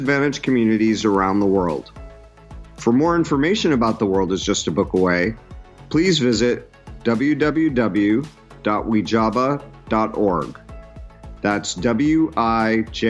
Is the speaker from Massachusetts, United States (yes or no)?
yes; the Berkshires, Western Massachusetts, United States; our school districts joined when we were in seventh grade, and we're both from the Berkshires in Western Massachusetts